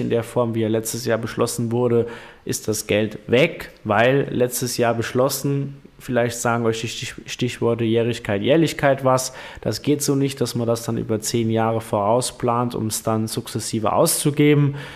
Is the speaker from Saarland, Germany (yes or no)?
yes; Primstal, Saarland, Germany; bei uns in Primstal